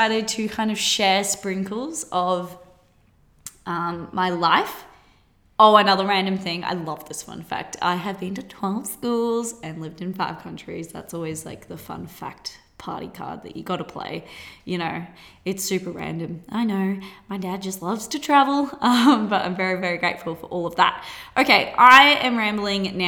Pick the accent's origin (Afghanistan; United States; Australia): Australia; accent: Australian; also born or lived in Gold Coast; I currently live on the Gold Coast. If you can't tell by my accent, that is Australia.